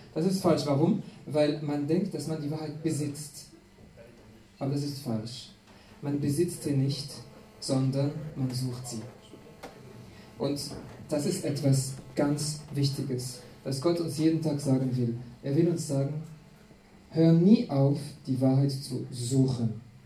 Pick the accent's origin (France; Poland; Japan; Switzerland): France; German is a second language; now in Austria; ich komme aus Frankreich